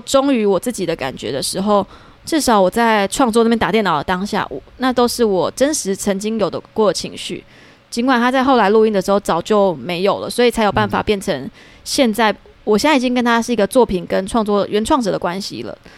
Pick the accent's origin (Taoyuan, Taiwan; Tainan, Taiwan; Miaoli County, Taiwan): Tainan, Taiwan; 我台南人嘛